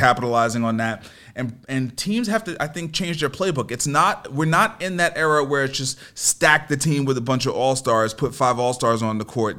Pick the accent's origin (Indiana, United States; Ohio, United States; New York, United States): New York, United States; New York City; I grew up in New York